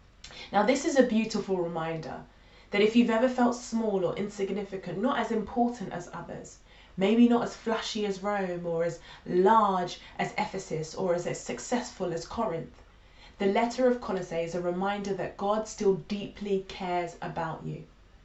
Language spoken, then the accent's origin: English; London, United Kingdom; now in Carshalton, United Kingdom; I'm originally a North Londoner but moved to Carshalton 4 years ago when I had my son.